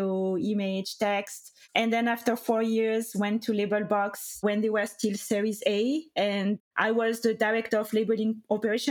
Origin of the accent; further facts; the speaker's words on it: France; accent: French; English is a second language; moved away as an adult; also born or lived in United Kingdom; now in United States; I studied in France. You can hear my accent, of course. And I was a lawyer in France for 3 years